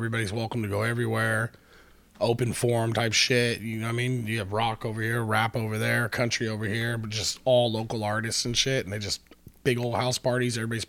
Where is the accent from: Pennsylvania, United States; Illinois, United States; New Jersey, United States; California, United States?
California, United States; Napa; I'm from